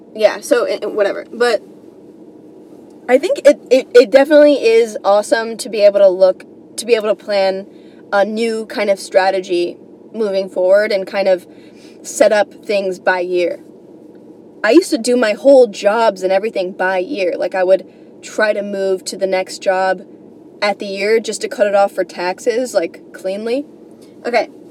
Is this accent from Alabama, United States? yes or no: no; New York, United States; I'm coming from New York